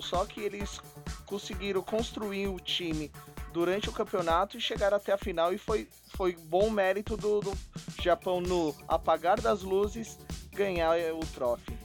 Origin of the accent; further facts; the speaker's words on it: Brazil; Eu sou brasileiro